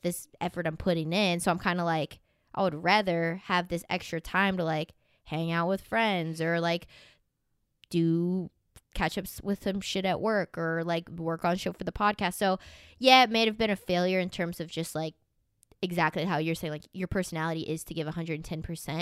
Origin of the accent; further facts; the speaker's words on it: Tornado Alley, United States; moved away; I grew up in Tornado Alley